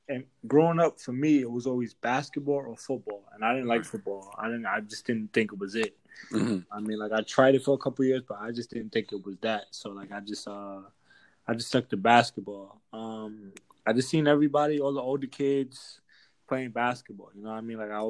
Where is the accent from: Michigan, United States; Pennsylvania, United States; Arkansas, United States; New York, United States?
New York, United States; New York City; moved away as an adult; now in Germany; I play professional basketball. I'm from Brooklyn, New York